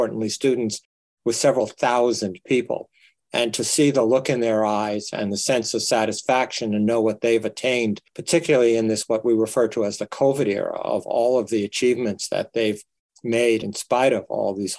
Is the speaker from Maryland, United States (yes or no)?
no; New York, United States; moved away as an adult; also born or lived in Toledo; now in Nebraska, United States; I grew up in the inner city of New York